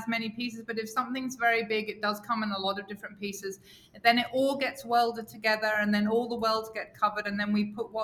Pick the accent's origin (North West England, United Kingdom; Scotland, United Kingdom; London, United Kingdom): London, United Kingdom; moved away as an adult; also born or lived in New York / Hong Kong; I'm from London.